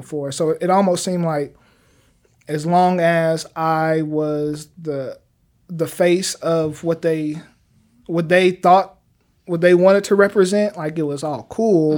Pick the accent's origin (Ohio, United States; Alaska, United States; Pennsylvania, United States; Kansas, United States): Kansas, United States; Wichita; moved away as an adult; now in Oklahoma City, United States; I've been born and raised in Wichita, Kansas